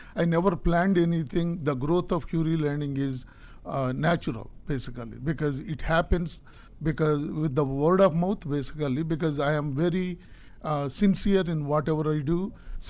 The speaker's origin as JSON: {"language": "English", "country": "India", "tie": "born or raised there", "lives_now": "United States", "said": "I am originally from India."}